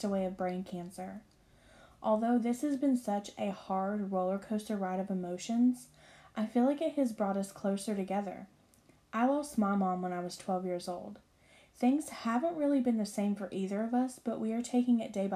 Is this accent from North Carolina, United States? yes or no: yes; Marion, North Carolina, United States; moved away as an adult; now in Pennsylvania, United States; I'm from a small town in North Carolina called Marion. I moved to Pennsylvania about 5 years ago. And you guys, I never thought I would have left my hometown